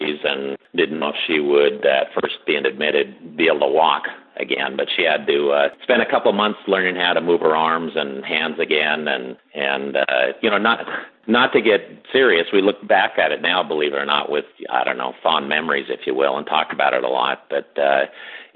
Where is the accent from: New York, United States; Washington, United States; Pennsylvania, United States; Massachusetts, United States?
Washington, United States; Seattle; where I was growing up in Seattle